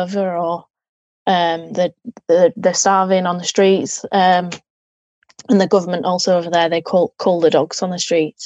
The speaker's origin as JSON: {"language": "English", "region": "Yorkshire and the Humber", "country": "United Kingdom", "moved": "as an adult", "lives_now": "High Wycombe, United Kingdom", "said": "I'm actually originally from West Yorkshire, so the north of England, and obviously now I'm in the south."}